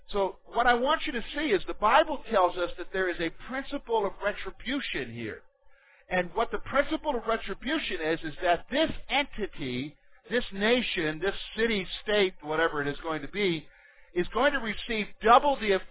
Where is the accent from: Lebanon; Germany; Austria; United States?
Germany; Berlin; born there; Some of you know that I was born in Germany. I was born in Berlin. My dad was an American soldier stationed in Berlin in the 60s. And my mother is a German.